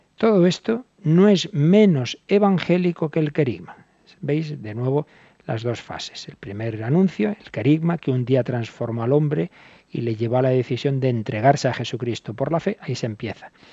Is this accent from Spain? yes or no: yes; Spain